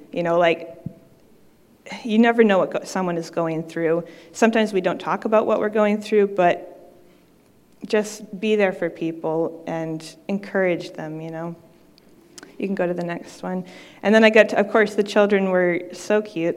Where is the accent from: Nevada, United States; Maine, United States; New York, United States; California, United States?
Maine, United States; I'm from Maine